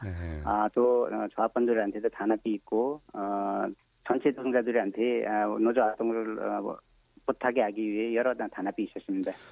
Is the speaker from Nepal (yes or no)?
yes; eastern Nepal, Nepal; Korean is a second language; now in South Korea; 저는 어, 네팔 어, 동쪽에 고땅이라는 어, 지역에 내 고향이고요. 네. 네 거기서 왔습니다.